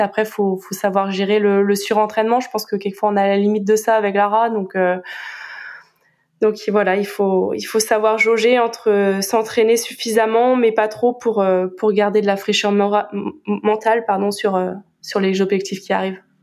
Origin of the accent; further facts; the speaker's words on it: Brittany, France; now in Marseille, France; je préfère dire que je suis bretonne